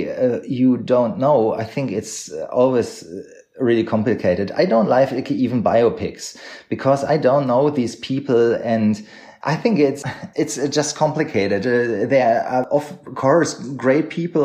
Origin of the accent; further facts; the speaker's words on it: Unna, North Rhine-Westphalia, Germany; English is a second language; also born or lived in Berlin / Cologne; now in Munich, Germany; my hometown Unna, where I grew up